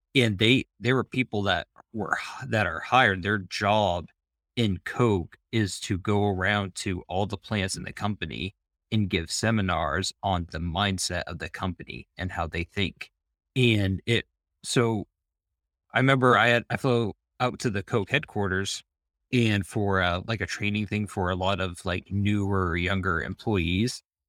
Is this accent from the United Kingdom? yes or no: no; Maine, United States; moved away as an adult; also born or lived in Florida / Charlotte; now in Charlotte area, United States; I grew up in Maine